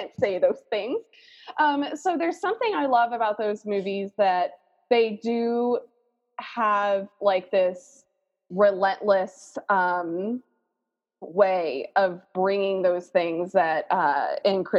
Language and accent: English; Alabama, United States; I grew up in Alabama, in the Bible Belt of Alabama